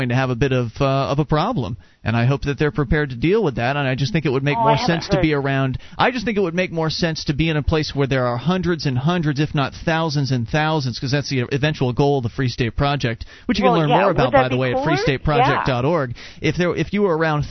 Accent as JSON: {"language": "English", "region": "Florida", "country": "United States", "tie": "born or raised there", "moved": "as an adult", "lives_now": "New Hampshire, United States", "said": "I remember back in Florida"}